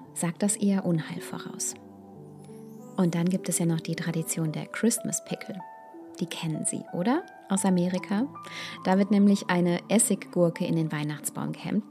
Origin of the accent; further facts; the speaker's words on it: Germany; bei uns in Deutschland